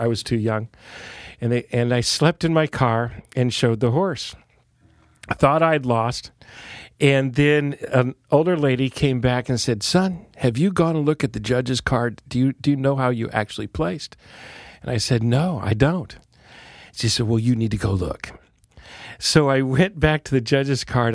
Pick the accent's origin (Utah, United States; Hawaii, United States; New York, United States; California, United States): California, United States; Santa Cruz; I was born in Santa Cruz, California, the original hippieville of California.